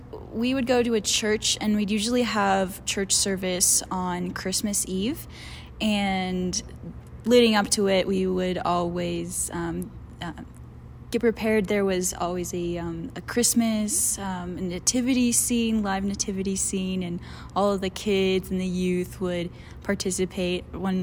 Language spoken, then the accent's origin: English; Mérida, Yucatán, Mexico; Yeah, we grew up in the Yucatan Peninsula in a city called Mérida.